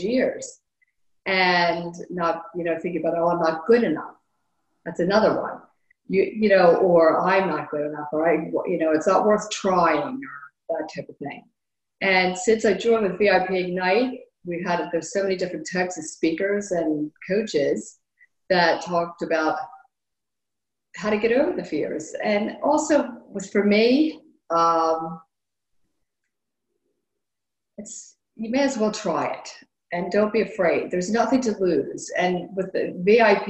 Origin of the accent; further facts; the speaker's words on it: Wilmington, Delaware, United States; I'm from Wilmington, Delaware, and I'm 60 years old